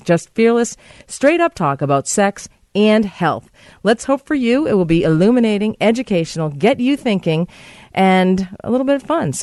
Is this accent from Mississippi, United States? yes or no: no; Boston, Massachusetts, United States; moved away; my hometown